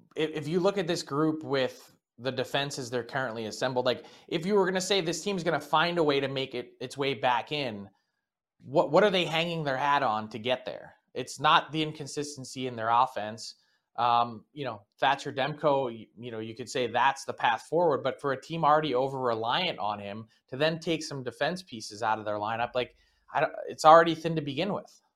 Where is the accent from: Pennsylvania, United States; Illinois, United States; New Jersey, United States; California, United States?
Pennsylvania, United States; Philadelphia; my hometown